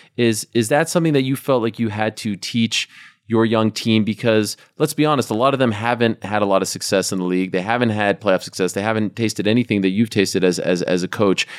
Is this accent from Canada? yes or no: yes; Canada; as a Canadian.